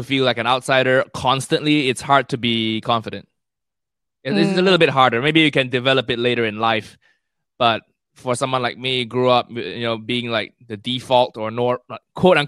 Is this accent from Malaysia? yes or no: yes; Kuala Lumpur, Malaysia; moved away as an adult; also born or lived in United States; now in United Kingdom; I grew up in Malaysia, in KL